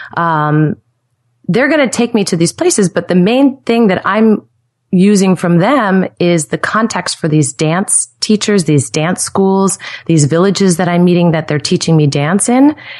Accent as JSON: {"language": "English", "town": "Stamford", "region": "Connecticut", "country": "United States", "also_born_or_lived": "New York City", "moved": "yes", "lives_now": "Nashville, United States", "said": "I'm from Stamford, Connecticut originally"}